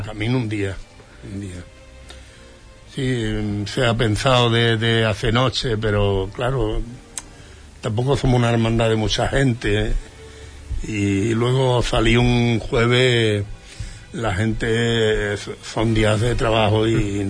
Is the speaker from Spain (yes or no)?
yes; Lepe, Andalusia, Spain; now in Huelva, Spain